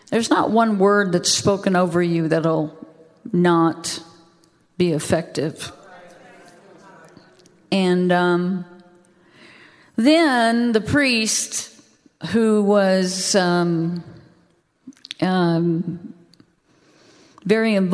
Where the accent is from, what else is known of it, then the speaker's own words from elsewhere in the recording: the South, United States; I didn't even know I was from the South.